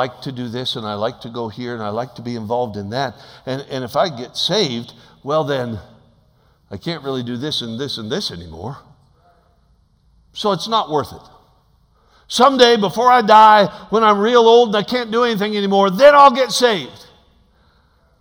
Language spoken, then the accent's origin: English; Alaska, United States; I'm from Alaska.